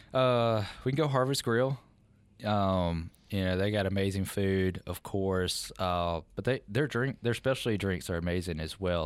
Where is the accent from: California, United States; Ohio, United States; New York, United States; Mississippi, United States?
Mississippi, United States; Meridian; I'm from Meridian